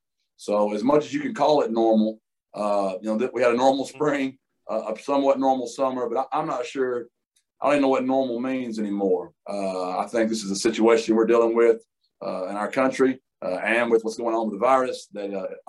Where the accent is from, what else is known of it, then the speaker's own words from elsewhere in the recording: East Texas, United States; I was raised in a East Texas town. One of very, very few white kids that played basketball.